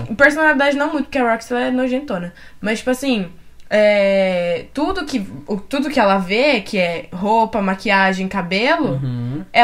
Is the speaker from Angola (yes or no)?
no; Puerto Rico; eu sou de Porto Rico.